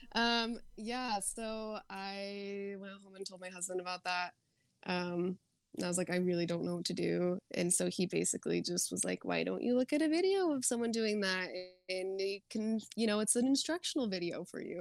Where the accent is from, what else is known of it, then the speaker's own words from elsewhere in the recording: Arizona, United States; moved away as an adult; also born or lived in Utah; I grew up in Arizona